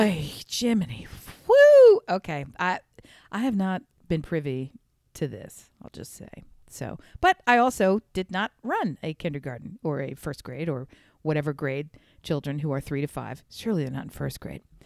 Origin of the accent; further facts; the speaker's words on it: Newark, United States; I grew up in Newark